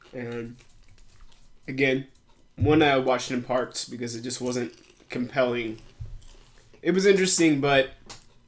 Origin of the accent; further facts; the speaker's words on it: United States; I'm American.